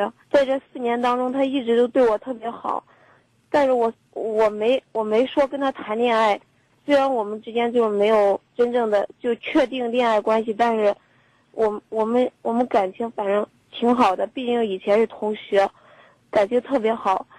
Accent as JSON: {"language": "Chinese", "town": "Luohe", "region": "Henan", "country": "China", "tie": "born or raised there", "said": "漯河的。"}